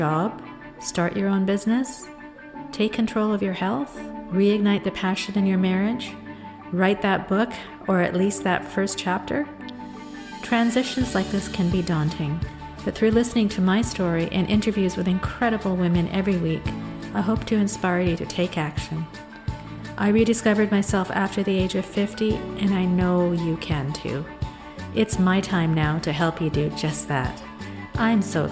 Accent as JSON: {"language": "English", "country": "Canada", "tie": "born or raised there", "also_born_or_lived": "Kenya", "said": "I'm an Indian woman. I'm born in Kenya, and I was raised in Canada"}